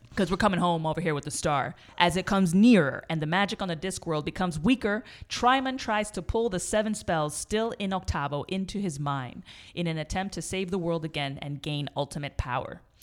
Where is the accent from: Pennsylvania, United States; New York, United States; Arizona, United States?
New York, United States; moved away; I grew up in New York and there's no mall culture there